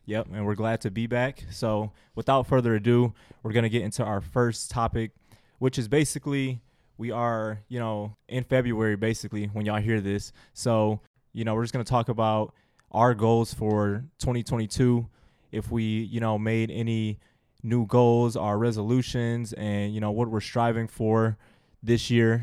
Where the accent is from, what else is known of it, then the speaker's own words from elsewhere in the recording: Sterling Heights, Michigan, United States; I'm from Sterling Heights. Shout out Stevenson Titans